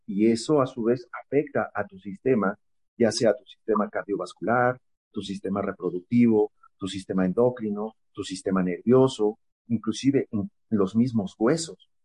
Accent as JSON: {"language": "Spanish", "region": "State of Mexico", "country": "Mexico", "said": "soy de la, del Estado de México"}